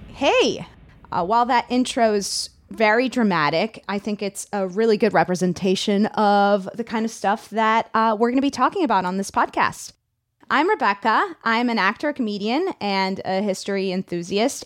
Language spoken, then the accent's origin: English; Miami, Florida, United States; I'm from Miami